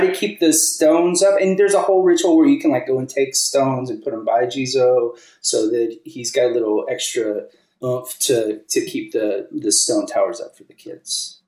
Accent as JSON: {"language": "English", "region": "Kentucky", "country": "United States", "tie": "born or raised there", "also_born_or_lived": "Japan", "moved": "as an adult", "lives_now": "Austin, United States", "said": "I grew up in Kentucky and lived there until I was 21."}